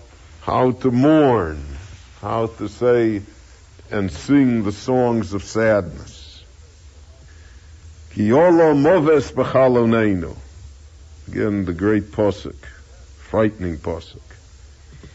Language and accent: English; United States; we all feel we're American. We're all citizens, and we're, you know, we're Americans.